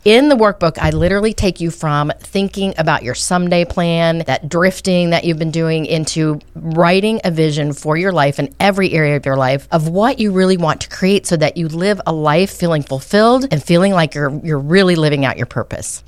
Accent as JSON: {"language": "English", "region": "Colorado", "country": "United States", "tie": "born or raised there", "also_born_or_lived": "Arizona", "moved": "yes", "lives_now": "Oklahoma, United States", "said": "I grew up in Colorado."}